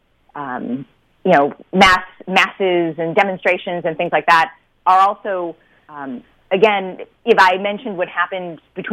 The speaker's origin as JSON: {"language": "English", "country": "United States", "tie": "born or raised there", "said": "born and raised in America"}